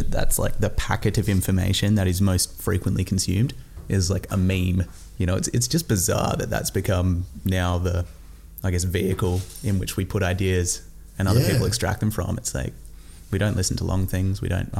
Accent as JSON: {"language": "English", "town": "Sydney", "region": "New South Wales", "country": "Australia", "tie": "born or raised there", "said": "So she's from there, and I grew up in Sydney mostly. I moved around a lot, but yeah."}